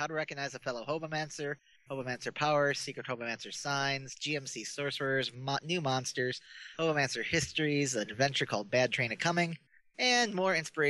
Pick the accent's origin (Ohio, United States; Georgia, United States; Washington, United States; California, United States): Ohio, United States; Bellevue; They had one in my hometown, Bellevue, Ohio.